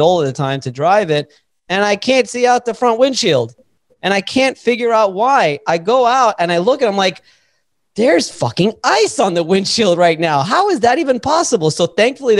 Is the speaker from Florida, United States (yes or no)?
yes; Miami, Florida, United States; I'm from Miami. I'm a city guy.